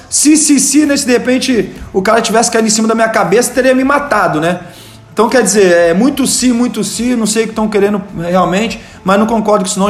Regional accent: Rio de Janeiro, Brazil; moved away as an adult; also born or lived in Volta Redonda, Brazil / São Gonçalo, Brazil; now in São Paulo, Brazil; Sou de Volta Redonda, nasci lá, mas muito jovem saí de Volta Redonda, né? Saí de Volta Redonda com 8 anos de idade, fui pro Rio de Janeiro. Então eu sou um, um, carioca

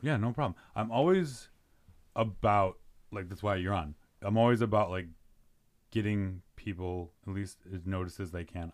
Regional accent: Chicago, Illinois, United States; I grew up in Mount Greenwood

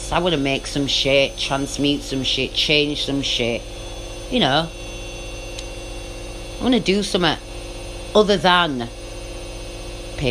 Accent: England, United Kingdom; I love being British and English. I love the country. You know, I'm English to the core.

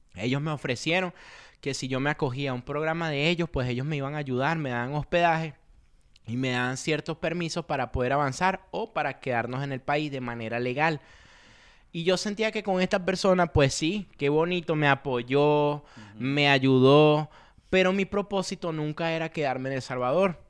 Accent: Caracas, Capital District, Venezuela; moved away as an adult; yo soy de Caracas, ¿de qué parte? La Avenida Victoria

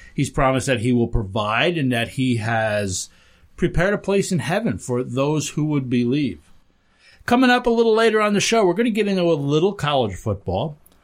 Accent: Hudson Valley, New York, United States; moved away as an adult; now in Western New York, United States; I grew up down in the Hudson Valley

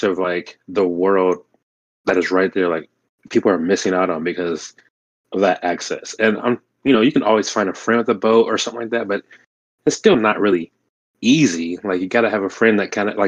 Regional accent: Oklahoma, United States; my home state of Oklahoma

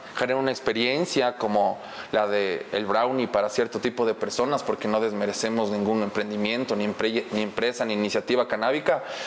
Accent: Ecuador; estamos en la sociedad ecuatoriana

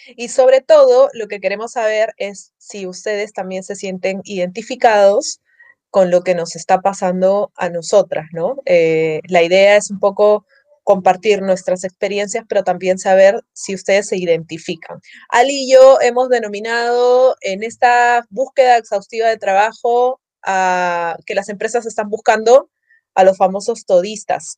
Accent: Peru; mi mirada como peruana

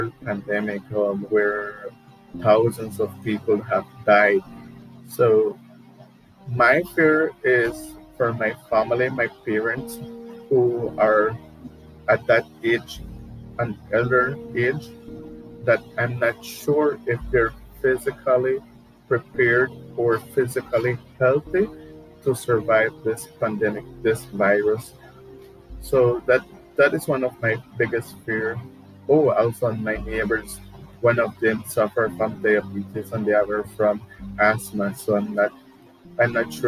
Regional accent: Orange Walk District, Belize; moved away as an adult; now in San Ignacio, Belize; I am originally from Orangewa. I am living here in San Ignacio for 6 years

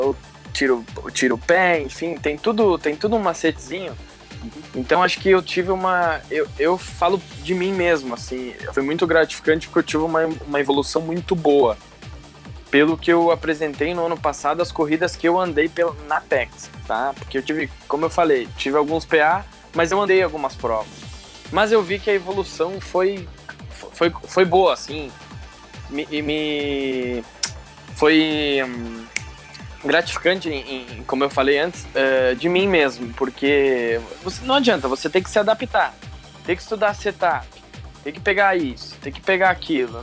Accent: Marau, Rio Grande do Sul, Brazil; moved away as an adult; now in Passo Fundo, Brazil; sou natural da cidade de Marau, mas ó, atualmente eu moro em Passo Fundo

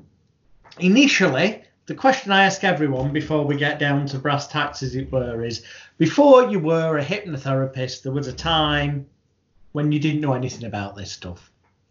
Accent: United Kingdom; the British bad boy of hypnosis

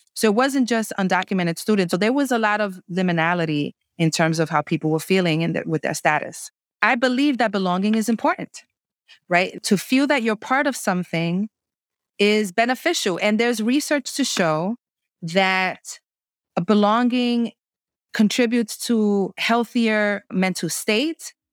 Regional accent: New York City, New York, United States; I was raised in the New York City housing projects during the crack epidemic

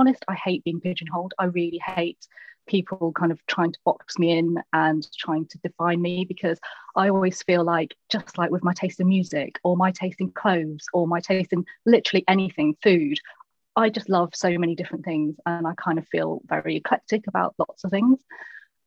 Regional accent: Lincolnshire, East Midlands, United Kingdom; moved away; also born or lived in London; I'm from Lincolnshire. And then it's the whole, yeah, but where are you really from? And then like, well, this tiny village in Lincolnshire

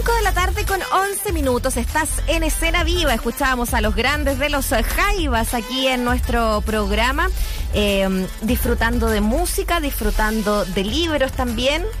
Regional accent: Chile; somos chilenos o chilenas, nuestras identidades

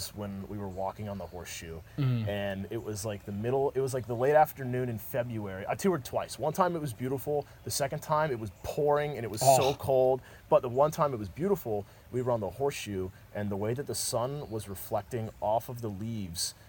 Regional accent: Raleigh, North Carolina, United States; moved away; I grew up in Raleigh

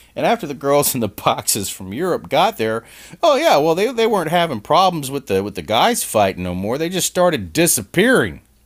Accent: New Orleans, Louisiana, United States; moved away; I'm from New Orleans, Louisiana originally

